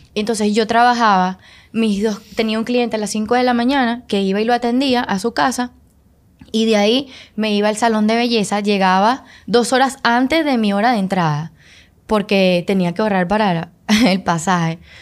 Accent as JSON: {"language": "Spanish", "country": "Venezuela", "moved": "as an adult", "lives_now": "Dominican Republic", "said": "soy venezolana. Eh, tengo algunos seis años viviendo acá en República Dominicana"}